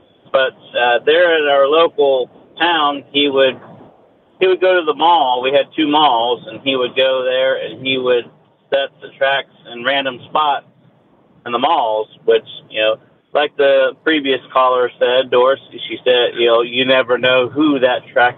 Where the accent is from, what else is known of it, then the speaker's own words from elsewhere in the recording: Ohio, United States; moved away as an adult; now in Lakeland, United States; I'm in my 40s now. I moved down to Florida about a year ago, and my dad, I'm originally from Ohio.